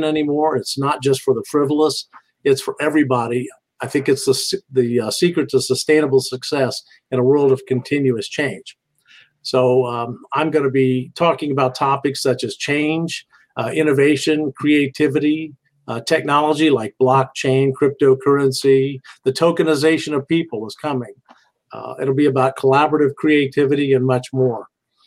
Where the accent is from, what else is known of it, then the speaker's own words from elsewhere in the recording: Indianapolis, Indiana, United States; I'm from Indianapolis